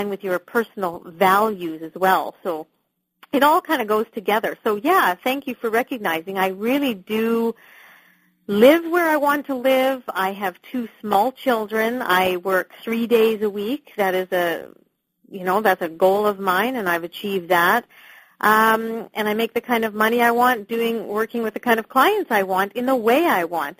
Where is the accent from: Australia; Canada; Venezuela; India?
Canada; moved away as an adult; now in London, United Kingdom; I am actually a Canadian, but I am living in just outside of London, the U.K.